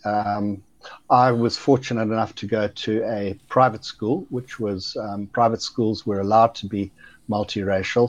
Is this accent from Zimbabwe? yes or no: yes; Zimbabwe; I was born there in '57